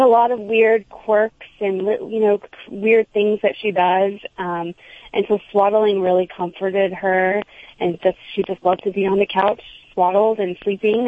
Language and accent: English; Houston, Texas, United States; also born or lived in New York City; now in New Jersey, United States; I'm originally from Texas, but from Houston, so it was still the city